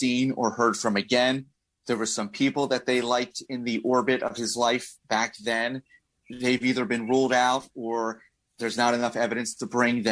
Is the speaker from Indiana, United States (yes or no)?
no; Upper Darby, Pennsylvania, United States; I grew up in here in Upper Darby